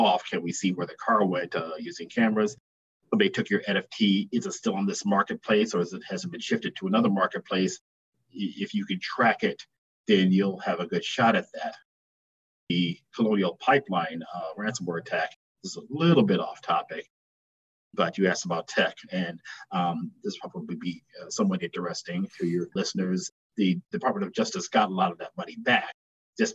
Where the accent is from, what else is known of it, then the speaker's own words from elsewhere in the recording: Milwaukee, Wisconsin, United States; I was born and raised in Milwaukee.